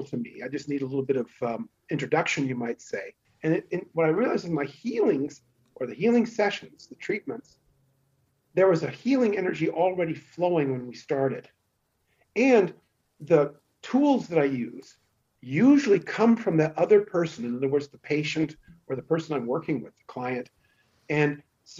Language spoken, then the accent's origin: English; San Francisco Bay Area, California, United States; accent: Western USA; moved away as an adult; also born or lived in Los Angeles, United States; now in Munich, Germany; I actually grew up in the San Francisco Bay Area